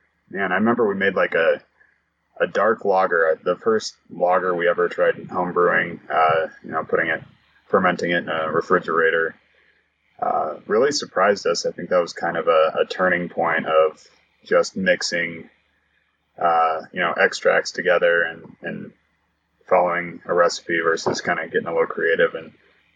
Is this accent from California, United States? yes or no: no; Broomfield, Colorado, United States; I grew up in Broomfield, Colorado, just a suburb of Denver